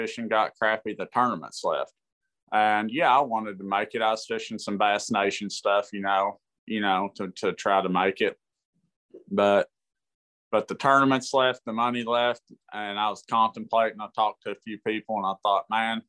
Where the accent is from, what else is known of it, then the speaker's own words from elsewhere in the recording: Kentucky, United States; also born or lived in San Diego, California; I was born in San Diego. I lived there till I was 9 or 10. And my family's military. My granddad is in the military, and we moved back to Kentucky